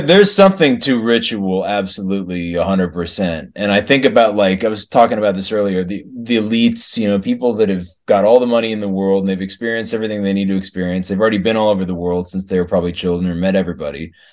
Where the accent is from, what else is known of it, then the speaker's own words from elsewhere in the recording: Kansas City, Missouri, United States; moved away; also born or lived in Boston / Denver / California / California City, California; I grew up in the Kansas City area